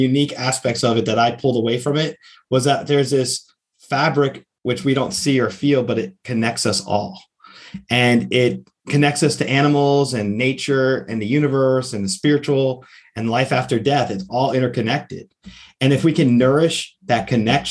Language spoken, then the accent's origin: English; outside New York City, United States; now in Florida, United States; I grew up outside New York City originally before I moved to Florida.